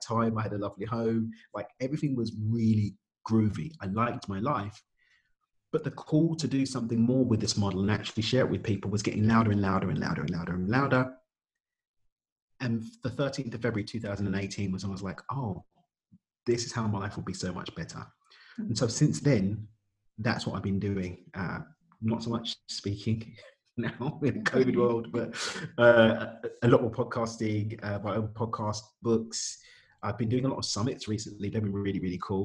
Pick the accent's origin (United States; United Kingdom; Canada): United Kingdom; London; I'm from East London in the UK